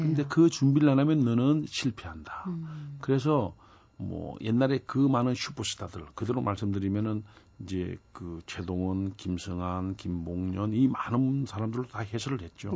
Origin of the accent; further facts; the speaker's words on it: Busan, South Korea; 저도 부산 출신입니다만